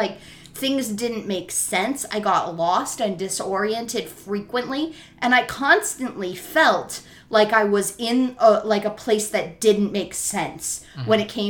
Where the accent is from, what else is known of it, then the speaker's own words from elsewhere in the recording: Southern California, United States; moved away; also born or lived in Florida; I grew up in Southern California, between the mountains and the ocean.